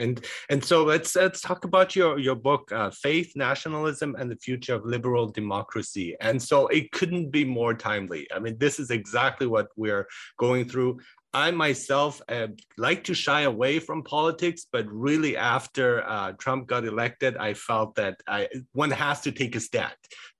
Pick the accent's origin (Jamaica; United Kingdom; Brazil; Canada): Canada; I'm a Canadian and I love Canadian culture